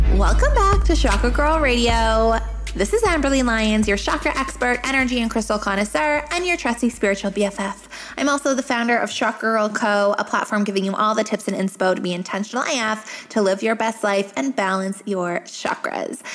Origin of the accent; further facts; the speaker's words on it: Canada; I'm Canadian